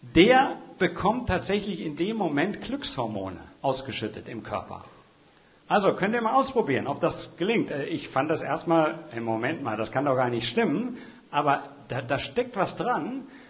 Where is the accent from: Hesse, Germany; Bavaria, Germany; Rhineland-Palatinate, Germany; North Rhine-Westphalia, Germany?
Hesse, Germany; now in Schwerin, Germany; gebürtiger Hesse, wie ich selber